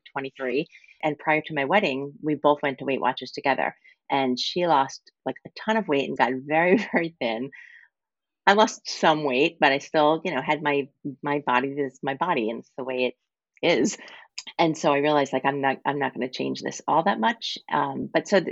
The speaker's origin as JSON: {"language": "English", "area": "Long Island", "region": "New York", "country": "United States", "tie": "born or raised there", "said": "I grew up on Long Island. I grew up right near the beach"}